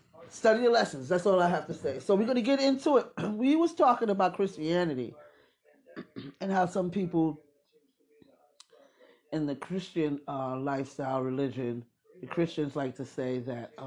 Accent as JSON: {"language": "English", "town": "New York City", "region": "New York", "country": "United States", "tie": "born or raised there", "said": "I'm from Brooklyn, so, and I'm an old head"}